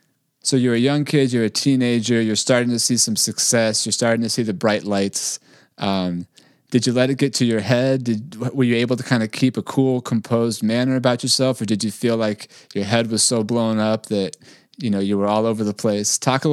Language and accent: English; Bay Area, California, United States; I grew up in California in the Bay Area